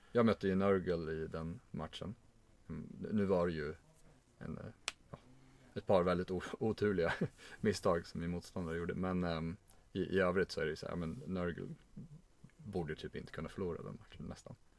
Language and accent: Swedish; Stockholm, Stockholm County, Sweden; jag är från Stockholm